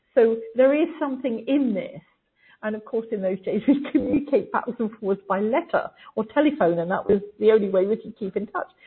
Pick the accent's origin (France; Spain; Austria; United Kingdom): United Kingdom; England; growing up in England